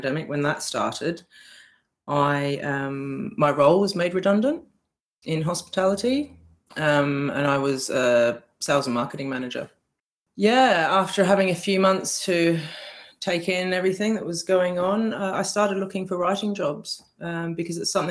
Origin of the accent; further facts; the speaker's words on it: Australia; moved away as an adult; now in United Kingdom; I'm from Australia, probably pick up from my accent.